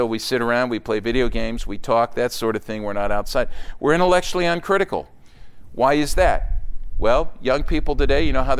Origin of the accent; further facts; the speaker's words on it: outside of Philadelphia, Pennsylvania, United States; Growing up outside of Philadelphia, there were basically three or four faith systems that I was aware